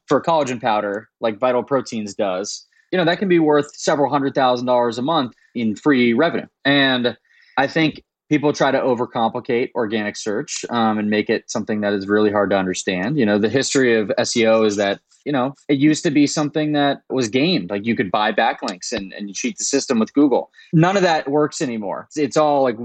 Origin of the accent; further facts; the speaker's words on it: Daytona Beach, Florida, United States; moved away as an adult; also born or lived in Washington, D.C. / San Francisco; I grew up in Daytona Beach, Florida